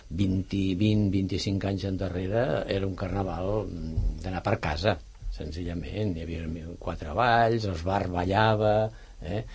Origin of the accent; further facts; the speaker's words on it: Ponts, Catalonia, Spain; now in Sant Cugat, Spain; el meu poble a Pons